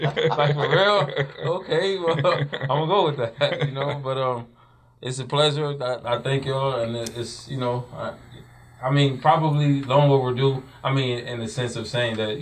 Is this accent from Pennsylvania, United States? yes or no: no; Buffalo, New York, United States; moved away; also born or lived in North Carolina; If I don't live in Buffalo, I'm from Buffalo.